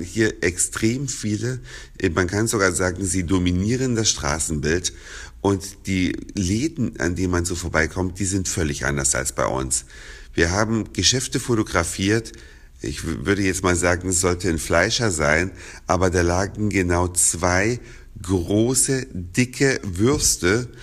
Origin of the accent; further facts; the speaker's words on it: Germany; bei uns in Deutschland